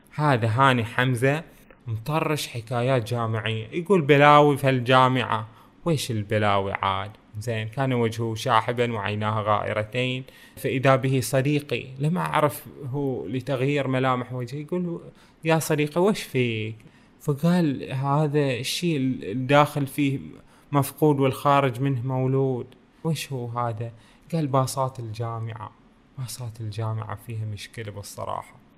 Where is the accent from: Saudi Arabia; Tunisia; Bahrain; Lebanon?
Bahrain; بلدنا البحرين